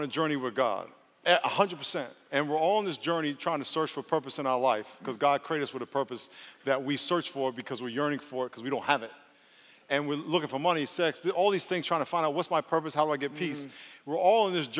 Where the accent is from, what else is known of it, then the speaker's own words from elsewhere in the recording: New York, United States; I grew up in New York, we used to watch on television what was happening down in the South.